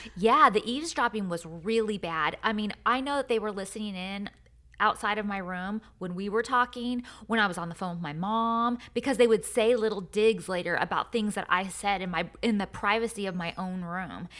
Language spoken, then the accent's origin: English; Lodi, California, United States; moved away; my hometown of Lodi